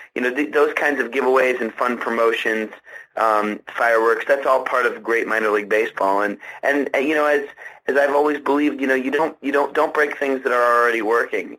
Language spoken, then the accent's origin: English; Washington, District of Columbia, United States; moved away as an adult; now in Jacksonville, United States; I grew up in Washington, D.C., spent 14 years of my life working at the Washington Post